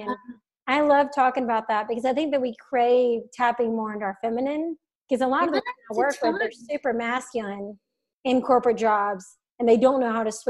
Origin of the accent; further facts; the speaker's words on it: the South, United States; I'm from the South, conservative family.